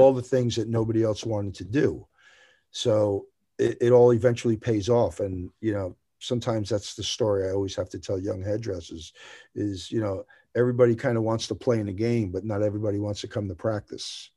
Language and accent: English; New Jersey, United States; moved away as an adult; now in Tennessee, United States; I'm from New Jersey, so, right on the New York borderline